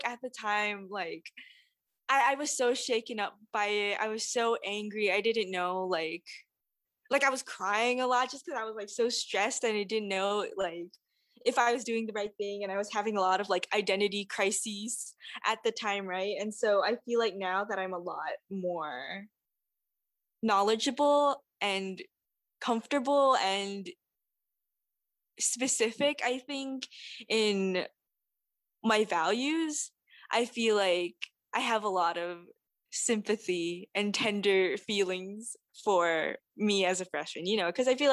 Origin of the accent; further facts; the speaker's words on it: Saipan, Northern Mariana Islands; moved away as an adult; now in Evanston, United States; As a Japanese Filipina immigrant and who was born and raised in the Mariana Islands, I feel like I try to navigate with identifying being rooted in Saipan, my home